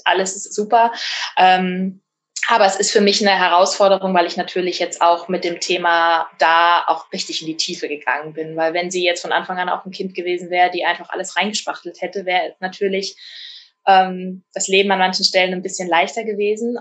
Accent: Rhineland-Palatinate, Germany; bei uns in der Pfalz

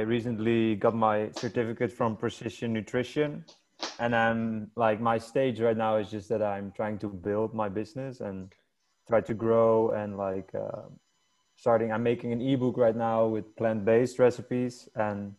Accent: Amsterdam, North Holland, Netherlands; moved away as an adult; now in Bali, Indonesia; I'm from Holland. I'm from Amsterdam.

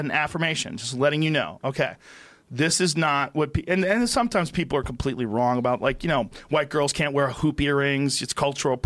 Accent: New Jersey, United States; I was born in New Jersey.

